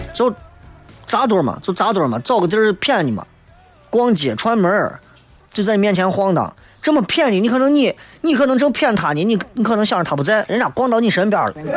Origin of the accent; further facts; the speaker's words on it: Xi'an, Shaanxi, China; 作为一个西安人、陕西人，你绝对有这样的经历